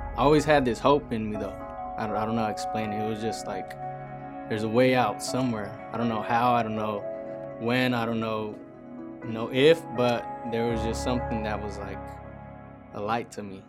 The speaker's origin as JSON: {"language": "English", "town": "San Jose", "region": "California", "country": "United States", "said": "I'm from Eastside San Jose. I grew up in a broken home"}